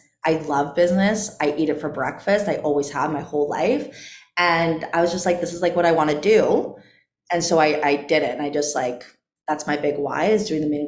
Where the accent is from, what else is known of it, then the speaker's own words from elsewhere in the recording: Canada; moved away as an adult; also born or lived in Caribbean coast, Mexico; now in Mexico; I'm Canadian, but I currently live and I've been living in the Caribbean of Mexico